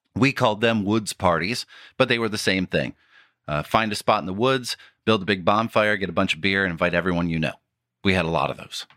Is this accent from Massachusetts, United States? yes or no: no; Warren, Michigan, United States; my hometown of Warren, Michigan.